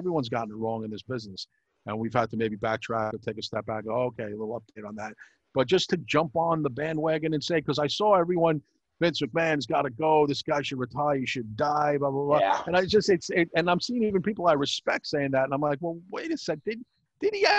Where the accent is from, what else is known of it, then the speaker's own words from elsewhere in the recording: New York City, New York, United States; from Sheepside Bay